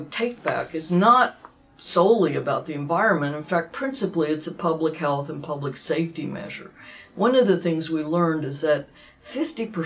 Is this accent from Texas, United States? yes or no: yes; Dallas, Texas, United States; who I grew up with in Dallas